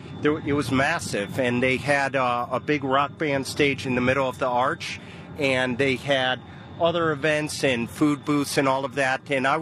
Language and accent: English; St. Louis, Missouri, United States; when you grow up in St. Louis, you're pretty good with the humidity